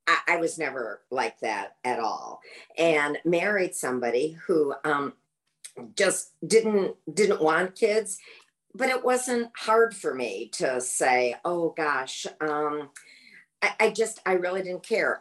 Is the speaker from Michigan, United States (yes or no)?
yes; Michigan, United States; also born or lived in New York City, United States; now in Sarasota, United States; I'm originally from Michigan